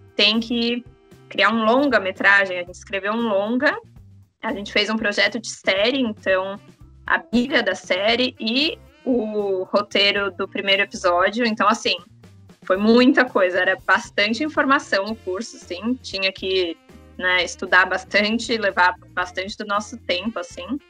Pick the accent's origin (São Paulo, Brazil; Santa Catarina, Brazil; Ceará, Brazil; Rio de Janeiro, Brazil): São Paulo, Brazil; moved away as an adult; now in Vancouver, Canada; eu nasci, cresci, sempre morei em São Paulo, capital